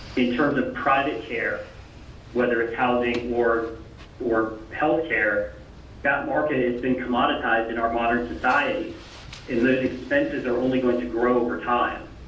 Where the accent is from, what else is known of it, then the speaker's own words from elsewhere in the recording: New Hampshire, United States; now in Franklin, United States; my hometown and their their you know their their home in New Hampshire